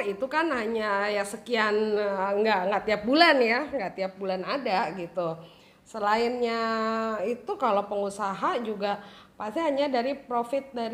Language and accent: Indonesian; Jakarta, Indonesia; kita lahir besar ya, lahir besar di Jakarta